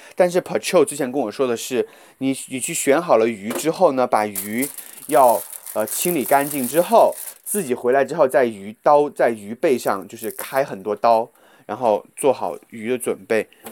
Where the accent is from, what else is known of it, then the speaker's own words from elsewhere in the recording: Guizhou, China; accent: Guizhou dialect; 这就是我的方言的问题，我老爱把一些贵州方言带到这个普通话里面